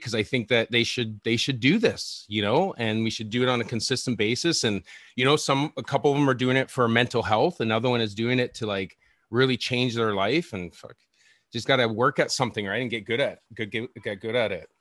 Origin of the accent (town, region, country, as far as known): Victoria, British Columbia, Canada; born or raised there; now in Vancouver, Canada